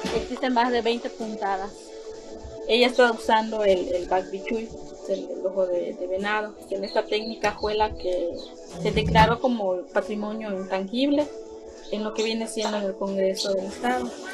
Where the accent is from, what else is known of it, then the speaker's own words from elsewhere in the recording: Xpichil, Quintana Roo, Mexico; soy originaria aquí de Espichil, del municipio de Felipe Carrillo Puerto